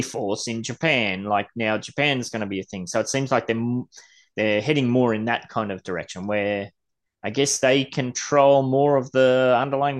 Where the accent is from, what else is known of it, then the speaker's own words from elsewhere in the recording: Gold Coast, Queensland, Australia; I'm from the Gold Coast.